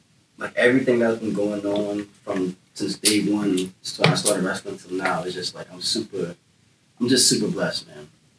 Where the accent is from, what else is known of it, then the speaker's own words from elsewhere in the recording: New York, United States; I'm from New York